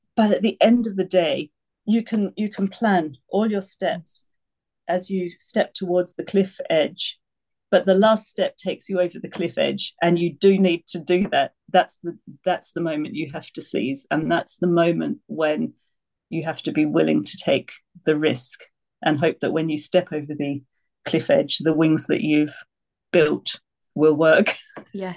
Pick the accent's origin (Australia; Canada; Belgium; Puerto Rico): Australia; moved away as an adult; also born or lived in United Kingdom; now in France; I moved from Australia to the UK when I was 18